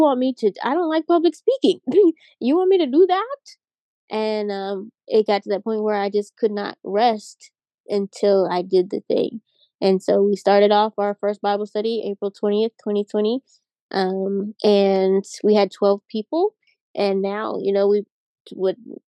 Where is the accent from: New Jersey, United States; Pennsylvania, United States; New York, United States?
Pennsylvania, United States; Pittsburgh; I'm from Pittsburgh, PA